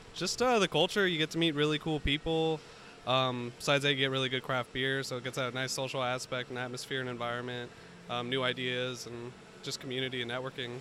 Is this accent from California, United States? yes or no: yes; Pinole, California, United States; I'm actually from Pinole, born and raised